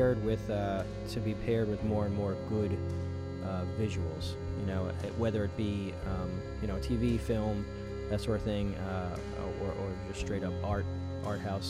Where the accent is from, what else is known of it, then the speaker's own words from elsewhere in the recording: New York, United States; Washington Avenue. That is the street on which I grew up in New York